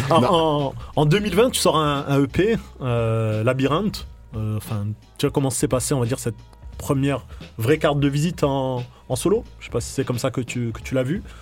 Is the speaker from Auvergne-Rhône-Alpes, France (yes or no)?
no; Nice, Provence-Alpes-Côte d'Azur, France; moi, je reste niçois, moi.